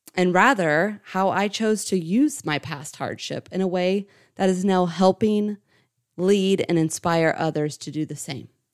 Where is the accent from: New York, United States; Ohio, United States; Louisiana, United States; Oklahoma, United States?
Ohio, United States; St. Marys; now in Indianapolis, United States; Originally, I was born and raised in Saint Mary's, Ohio, and I currently reside in Indianapolis, Indiana